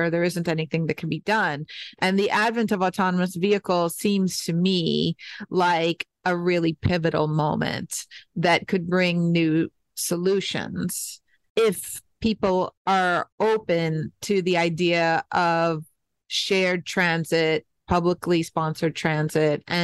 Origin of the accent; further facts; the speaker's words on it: New York City, New York, United States; moved away as an adult; now in Detroit, United States; I grew up in New York City and then lived in many other places in the United States and recognized how different my experience growing up was. I mean, I literally grew up 50 steps from a subway station you know, and then I went to high school in Manhattan on Fifth Avenue